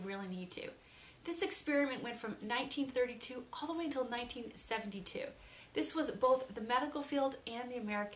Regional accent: Canada; as a Canadian

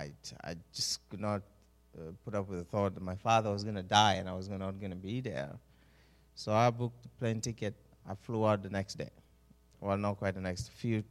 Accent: Uganda; moved away as an adult; also born or lived in Oregon coast; now in Oregon, United States; born and raised in Uganda, somewhere in East Africa.

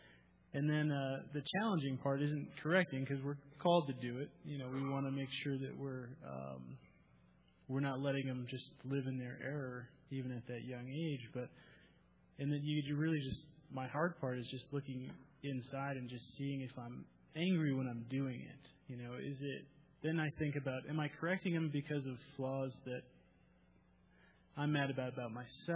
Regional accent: Massachusetts, United States; growing up in Massachusetts, my mom was really, you know, the one that was in the house

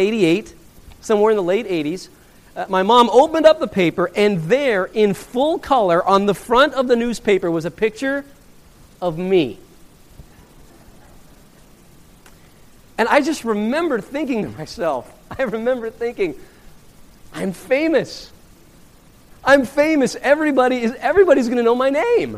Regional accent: Laramie, Wyoming, United States; moved away; I grew up in Laramie, Wyoming

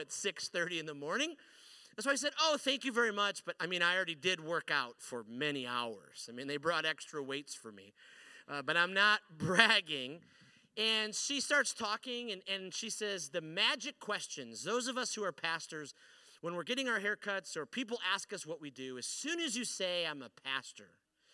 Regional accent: Detroit, Michigan, United States; also born or lived in Chicago; now in Central Michigan, United States; I grew up here in a city called Detroit, and then I moved over here to a city called Chicago, and then I moved up here to the very middle of the mitten

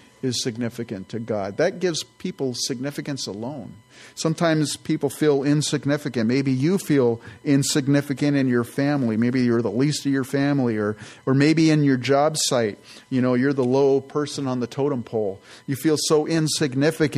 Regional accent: San Jose, California, United States; also born or lived in Campbell, California; I grew up in the San Francisco Bay Area and grew up in the South Bay, in San Jose, actually, Campbell, and then in San Jose

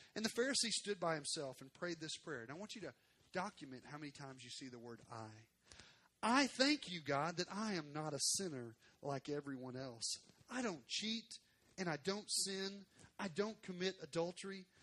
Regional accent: Arkansas, United States; moved away; I'm from Arkansas.

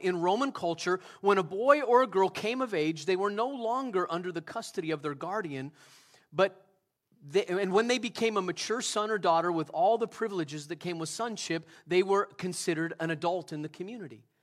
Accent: United States; I love America. I'm an American citizen. I would consider myself a patriot

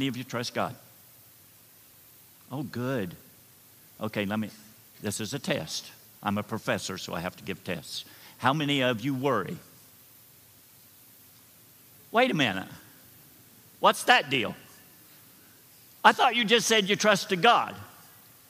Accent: Slocum Station, Ohio, United States; I grew up in Slocum Station, Ohio

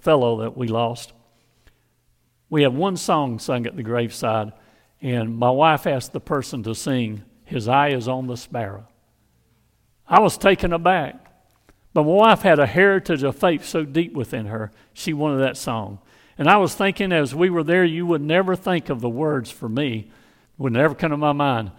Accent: Hazlehurst, Georgia, United States; from my hometown of Hazelhurst, Georgia

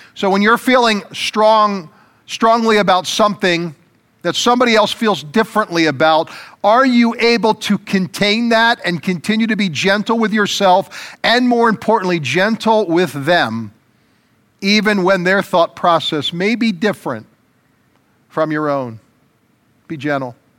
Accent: United States; as American citizens

